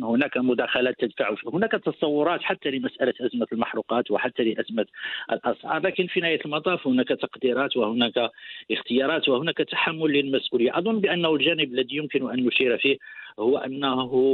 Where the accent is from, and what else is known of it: Morocco; also born or lived in Casablanca